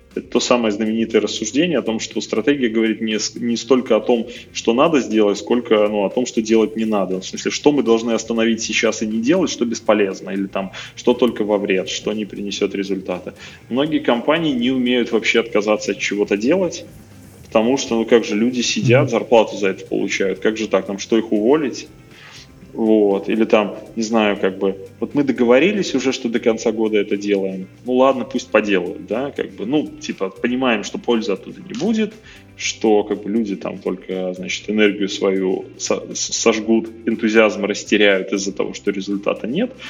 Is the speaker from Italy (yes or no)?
no; Minsk, Belarus; Я просто из Минска сам